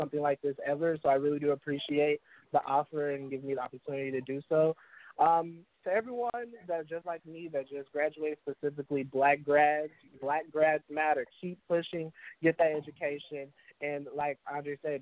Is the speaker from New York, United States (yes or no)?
no; St. Louis, Missouri, United States; I'm originally from St. Louis, Missouri.